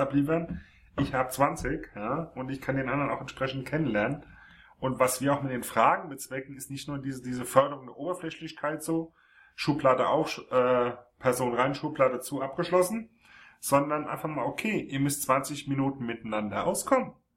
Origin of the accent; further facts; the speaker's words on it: Frankfurt am Main, Hesse, Germany; gebürtig Frankfurt am Main.